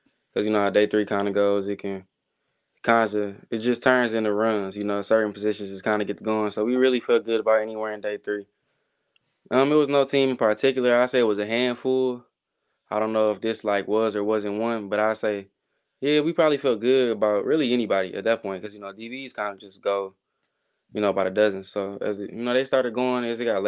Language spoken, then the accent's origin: English; Detroit, Michigan, United States; moved away as an adult; now in Kansas City, United States; I'm from Detroit.